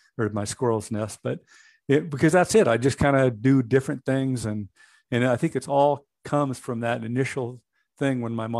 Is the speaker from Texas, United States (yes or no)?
no; Washington, United States; I was born in Washington State. Both my wife and I were born there